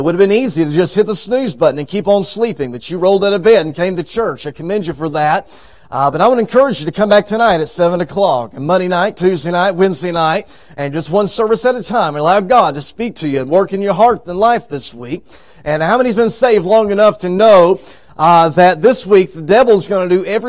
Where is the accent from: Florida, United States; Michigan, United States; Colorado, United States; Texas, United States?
Texas, United States; moved away as an adult; now in Arkansas, United States; I was raised in Texas, as Pastor said, but for the past 6 years, we have lived in Arkansas